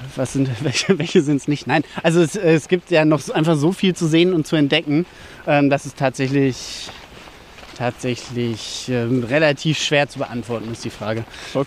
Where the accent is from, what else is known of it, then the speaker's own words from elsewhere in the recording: Dötberg, Germany; Und zwar bin ich ja hier in Dötberg aufgewachsen